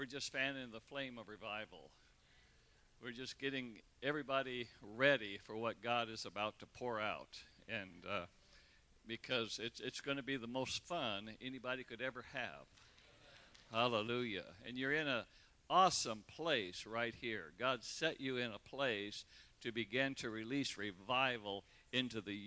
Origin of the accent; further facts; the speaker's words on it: Redding, California, United States; Michelle and I grew up in Redding, California. You know, we went to grade school together. Went to high school together